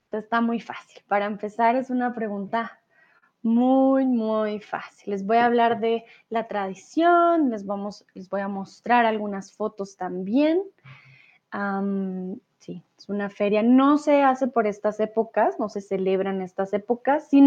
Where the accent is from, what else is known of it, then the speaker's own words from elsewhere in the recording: Bogotá, Colombia; Aquellos que ya me siguen ya por algún tiempo ya saben que yo no soy de Medellín, por eso mi acento es más neutral. Yo soy de Bogotá recuerden